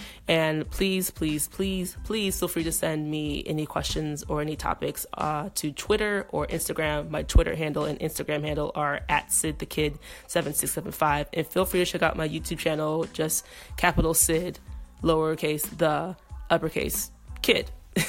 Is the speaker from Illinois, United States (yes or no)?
yes; Chicago, Illinois, United States; moved away as an adult; now in Daegu, South Korea; I am a woman of color. I'm a black woman from Chicago in my mid-20s. I am traveling abroad and living abroad. I am currently living in Daegu, South Korea